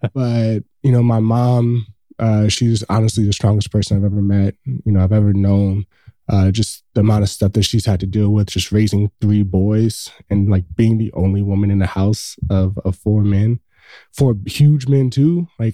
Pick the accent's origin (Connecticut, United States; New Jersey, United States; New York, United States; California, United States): California, United States; Los Angeles; So I grew up in South Central Los Angeles. So if anybody's listening to this has been in Los Angeles, I grew up pretty much down the street where they filmed Boys in the Hood. It's 2 blocks away from my home.